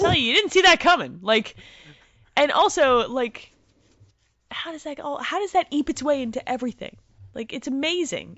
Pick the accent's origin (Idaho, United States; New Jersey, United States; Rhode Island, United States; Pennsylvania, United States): New Jersey, United States; I'm Italian, I'm from Jersey